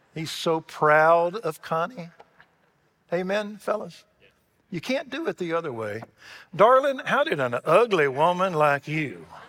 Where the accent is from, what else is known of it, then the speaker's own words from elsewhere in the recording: Waco, Texas, United States; I grew up in Waco, Texas